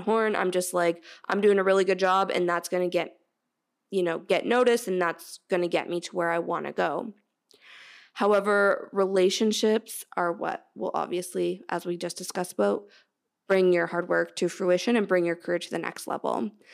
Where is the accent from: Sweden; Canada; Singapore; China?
Canada; I'm Canadian